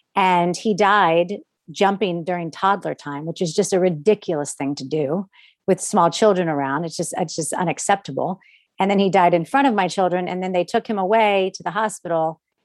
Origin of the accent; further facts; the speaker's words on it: Orlando, Florida, United States; I grew up in Orlando